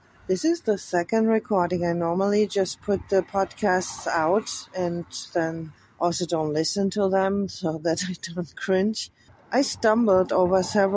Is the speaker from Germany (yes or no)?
yes; Frankfurt, Hesse, Germany; English is a second language; I was born on January the 4th, 1970, in Frankfurt, Germany